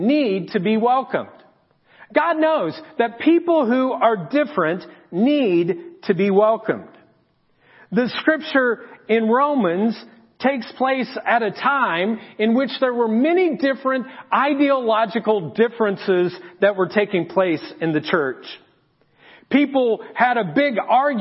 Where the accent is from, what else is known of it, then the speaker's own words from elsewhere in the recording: Marion, Indiana, United States; I was born in Marion